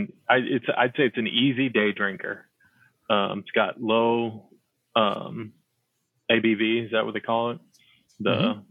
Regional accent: South Arkansas, United States; I grew up duck hunting in South Arkansas.

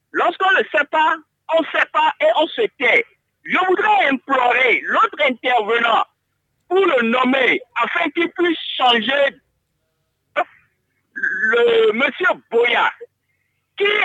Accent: Savalou, Collines, Benin; parce que je suis de Savalou

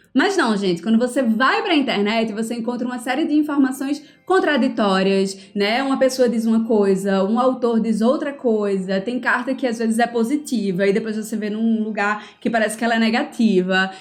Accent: Recife, Pernambuco, Brazil; accent: Recife; also born or lived in Floresta, Pernambuco; eu nasci numa cidade chamada Floresta, lá no sertão de Pernambuco, em 1992. Mas embora eu tenha nascido lá no sertão, eu sempre morei aqui na capital, né, em Recife

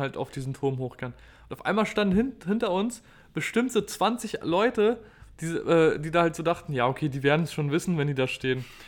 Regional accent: Berlin, Germany; wir kommen aus Berlin

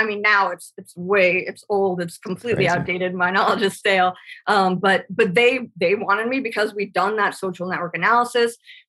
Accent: California, United States; And I'm originally from California. When, you know, my dad was a Pendleton Marine, we were at Irvine and El Toro and all those places when they were still up and running.

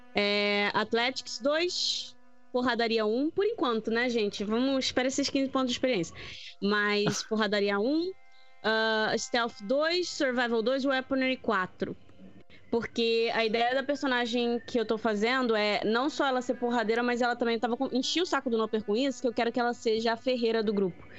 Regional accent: Rio de Janeiro, Brazil; Eu sou carioca

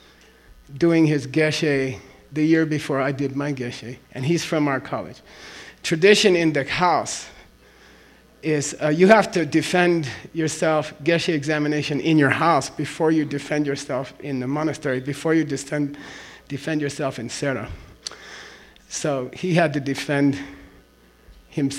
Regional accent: Arizona, United States; moved away as an adult; also born or lived in Princeton, New Jersey; when I went to Princeton, we had an Arizona club. And all the students from Arizona, we used to drink beer together

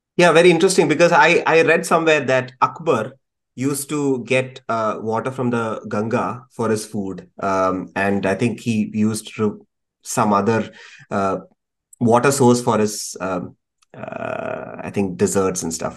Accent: Thiruvananthapuram, Kerala, India; moved away; I grew up in Trivandrum for a bit

